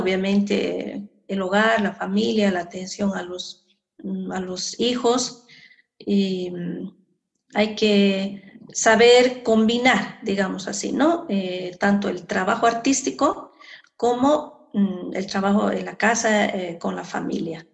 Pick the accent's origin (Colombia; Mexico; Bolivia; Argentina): Bolivia; Sucre, Chuquisaca; ya fui como ñusta chuquisaqueña a representar a Chuquisaca en el festival en Cochabamba